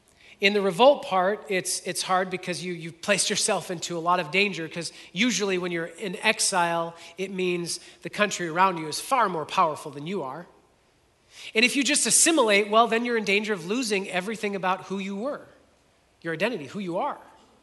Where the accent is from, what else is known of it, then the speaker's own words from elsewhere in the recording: Modesto, California, United States; born there; Because no, I was born in Modesto. Like this is my home. Like I'm not an exile.